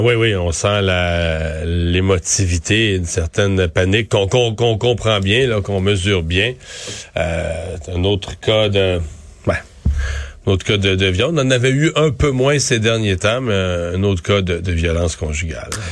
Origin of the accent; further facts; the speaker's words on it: Rivière-du-Loup, Quebec, Canada; chez nous, à Rivière-du-Loup